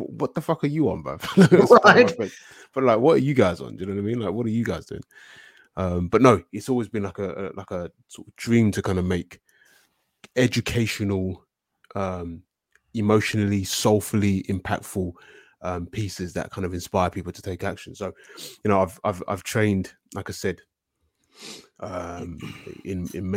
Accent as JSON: {"language": "English", "region": "London", "country": "United Kingdom", "said": "I'm from London, southeast London."}